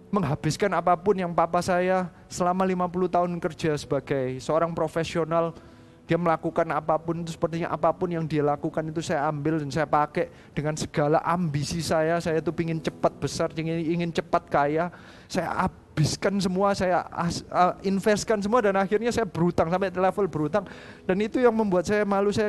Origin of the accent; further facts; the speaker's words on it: Surabaya, East Java, Indonesia; saya ini orang Indonesia, saya lahir di Surabaya, didikan Surabaya kayak gitu ya.